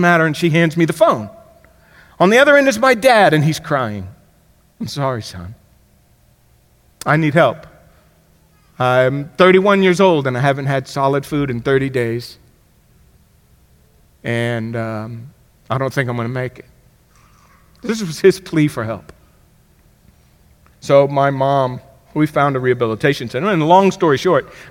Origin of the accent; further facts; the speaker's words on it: Miami, Florida, United States; When I grew up in Miami, Florida